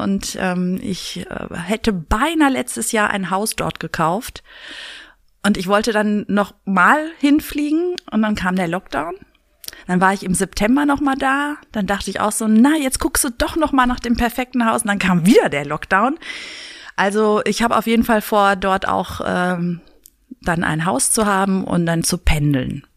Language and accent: German; Berlin, Germany; Berlin ist meine Heimat